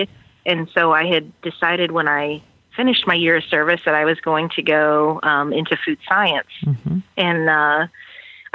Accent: Fowler, Indiana, United States; So I grew up on a grain and livestock farm in Benton County, Indiana. Fowler, Indiana was my hometown

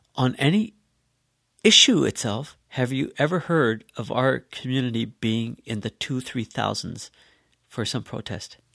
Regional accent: Canada; growing up here, uh, in Canada and as a Canadian

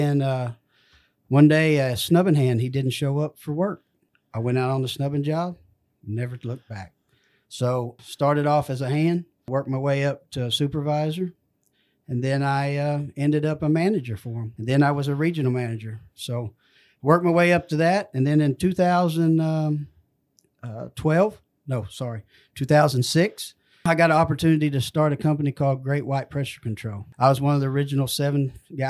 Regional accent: McAlester, Oklahoma, United States; I grew up in McAlester, Oklahoma.

